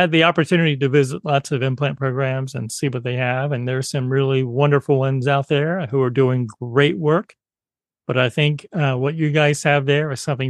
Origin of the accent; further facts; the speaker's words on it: the South, United States; accent: Southern; my wife Maria tells me that my Southern accent comes out.